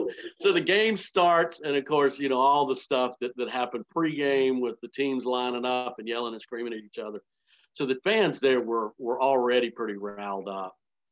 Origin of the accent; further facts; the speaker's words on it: Columbia, South Carolina, United States; Growing up in Columbia, South Carolina, I was a big, you know, South Carolina fan growing up.